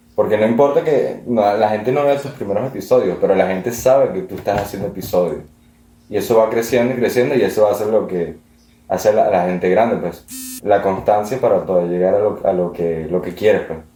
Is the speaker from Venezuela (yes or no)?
yes; Venezuela; also born or lived in Italy; now in Madrid, Spain; Así que sigo veneco. Siempre voy a ser veneco.